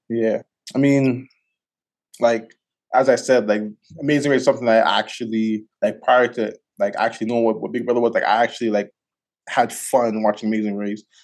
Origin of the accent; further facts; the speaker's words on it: Toronto, Ontario, Canada; now in Calgary, Canada; I'm originally from Scarborough, from, like I'm from Galloway